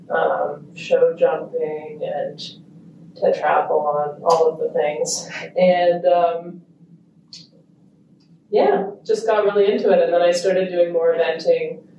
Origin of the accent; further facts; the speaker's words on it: Italy; born there; also born or lived in Australia / United States / Kenya; I was born in Italy.